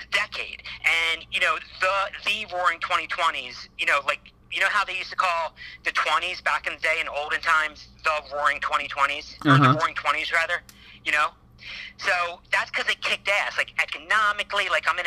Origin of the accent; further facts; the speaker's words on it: East Coast, United States; now in Los Angeles, United States; I live in LA. I'm from the East Coast